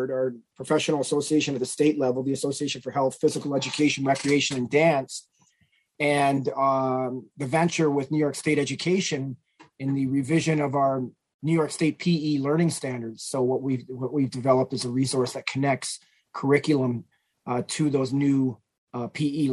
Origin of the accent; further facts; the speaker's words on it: a suburb of Toronto, Ontario, Canada; moved away; having been raised in a suburb of Toronto, Ontario. I'm a Canadian, proud Canuck